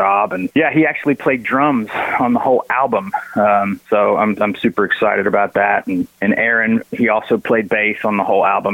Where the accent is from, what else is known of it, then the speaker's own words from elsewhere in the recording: Tennessee, United States; I'm from Tennessee.